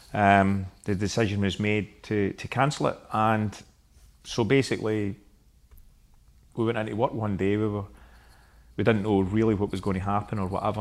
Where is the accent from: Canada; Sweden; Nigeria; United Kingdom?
United Kingdom; Glasgow, Scotland; I am from Glasgow